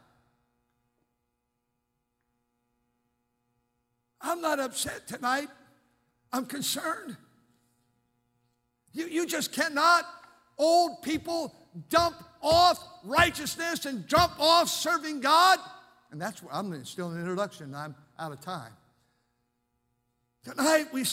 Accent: Fremont, United States; I grew up over here in Fremont.

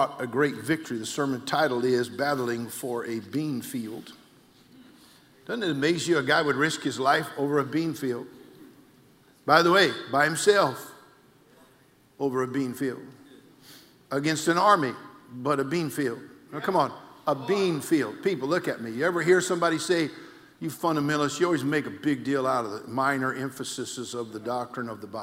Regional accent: California, United States; I'm an old hippie from the 60s, born and raised in California

